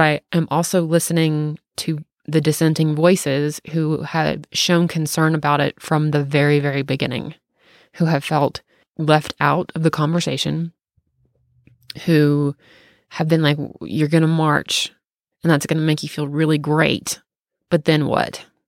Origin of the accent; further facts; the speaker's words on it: the South, United States; accent: southern; I really just am just talking like a southerner right now